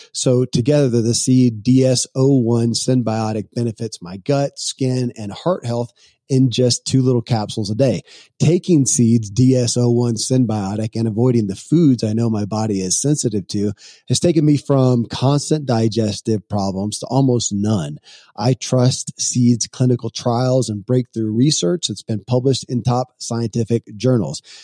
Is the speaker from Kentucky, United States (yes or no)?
yes; Kentucky, United States; born or raised there